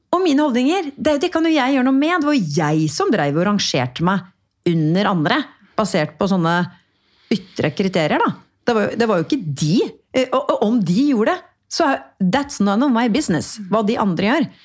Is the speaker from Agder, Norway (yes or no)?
no; Porsgrunn, Telemark, Norway; harry dama, herri dama fra Porsgrunn eh, og snakker så breit. Eh, Eh, og jeg la jo da om dialekta mi litt, ikke sant?